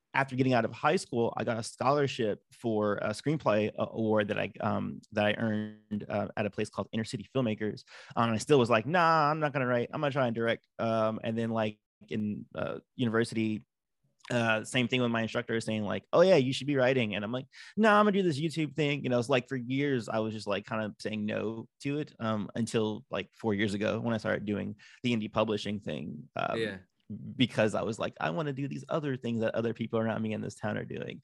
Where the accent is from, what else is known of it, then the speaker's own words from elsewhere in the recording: Los Angeles, California, United States; Los Angeles, California, born and raised